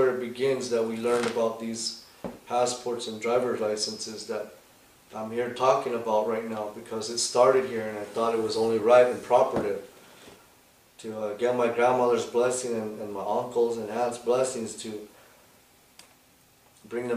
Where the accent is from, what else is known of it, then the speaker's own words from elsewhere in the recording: Piñon, Arizona, United States; I come from the Nebekeya of a place called Pinyon, Arizona